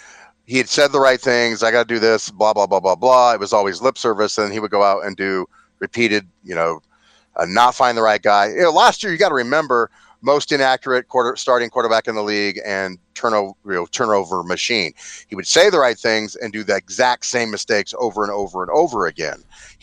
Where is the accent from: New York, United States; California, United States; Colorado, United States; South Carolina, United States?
New York, United States; Okay, we're from New York, and it's all we talk about.